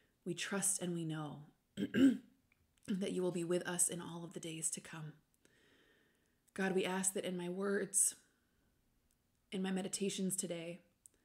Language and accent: English; United States; I'm also American.